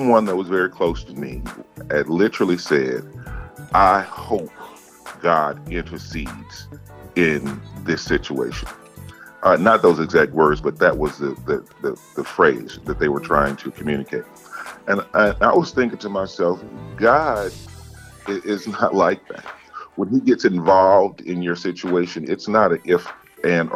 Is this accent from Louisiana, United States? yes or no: yes; Gibsland, Louisiana, United States; now in Chicago, United States; I'm a small town boy. I'm from Gibbsland, Louisiana